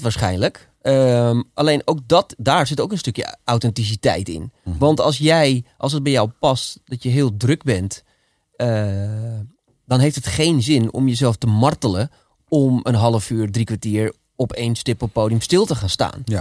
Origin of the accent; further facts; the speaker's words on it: Amsterdam, North Holland, Netherlands; accent: Amsterdams; ik ging naar logopedie om mijn Amsterdamse accent af te leren